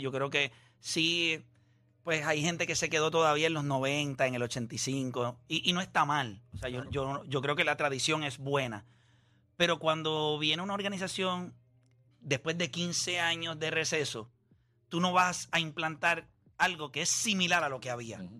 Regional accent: Caguas, Puerto Rico; born or raised there

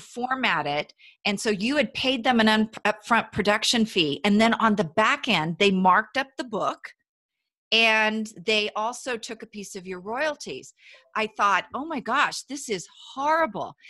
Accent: Paso Robles, California, United States; moved away as an adult; also born or lived in San Luis Obispo, California / Los Angeles, California; I actually grew up in Central California, Paso Robles, California

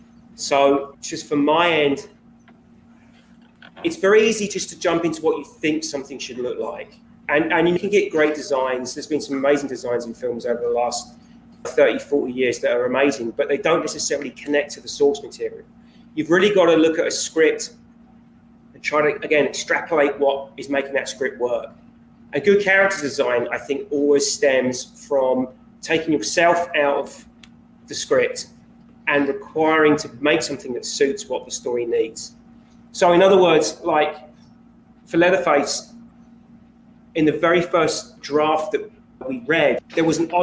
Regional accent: Kent, South East England, United Kingdom; accent: south of England; My accent? Yeah. It's south of England. It's Kent. So it's basically like just a little bit southeast of London.

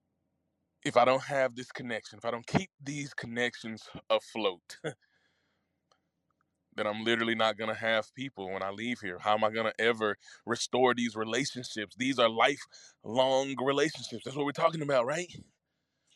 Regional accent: suburb of Memphis, Mississippi, United States; moved away; I was born in Memphis, Tennessee, raised in Mississippi. And it was a small town

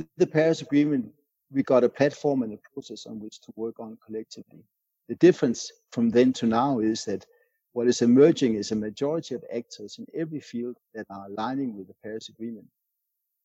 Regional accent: Denmark; my home country, Denmark

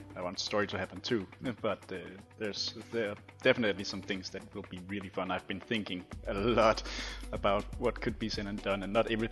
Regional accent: Denmark; English is a second language; I am a Dane

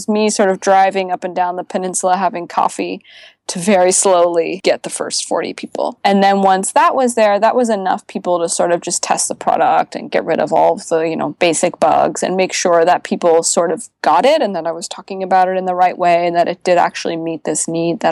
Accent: Canada; now in Bay Area, United States; as a Canadian

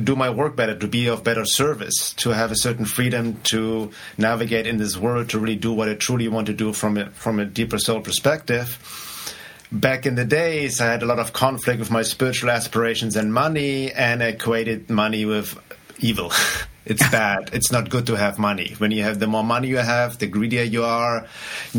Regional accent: Germany; accent: German; English is a second language; moved away; I grew up in Germany, which maybe should be obvious already based on my accent.

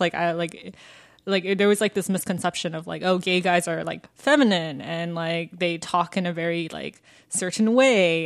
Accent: Fulton County, Georgia, United States; I'm from Georgia, and even though, um, I'm from Fulton County, like, which is, like, the same county as Atlanta pretty much

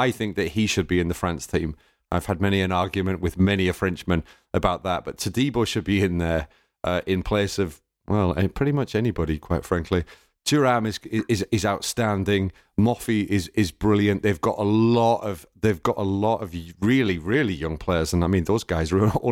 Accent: the Northeast, North East England, United Kingdom; I'm from the Northeast

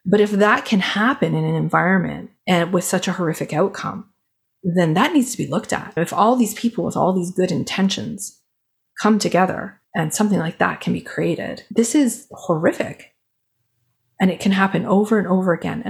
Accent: Canada; I'm Canadian

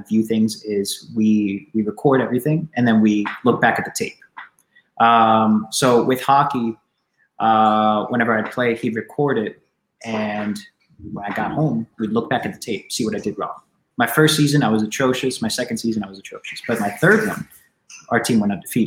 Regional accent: Orlando, Florida, United States; also born or lived in Miami, Florida; I was born in Miami, Florida, and raised just outside of Orlando

